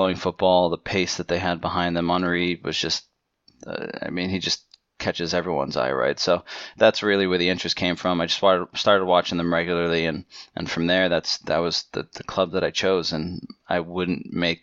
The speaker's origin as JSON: {"language": "English", "region": "New England", "country": "United States", "tie": "born or raised there", "said": "I'm Portuguese. My whole family's Portuguese, so soccer, football is kind of in our culture, in our blood. Growing up, I always played. I always watched. Here in the United States, it was tough when I was growing up"}